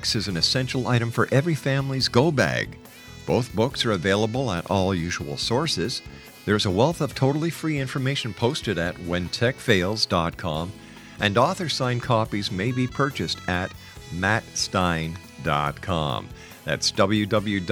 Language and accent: English; Montreal, Quebec, Canada; moved away; I'm from Montreal originally